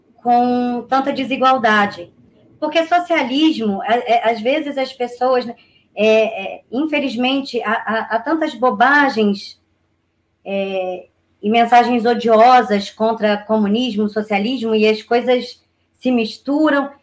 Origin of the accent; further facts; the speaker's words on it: Duque de Caxias, Rio de Janeiro, Brazil; Eu nasci em Gramacho, em Duque de Caxias, e me criei em Gramacho no, na fase mais importante de um ser humano, né? Do momento em que eu nasci até os 13 anos.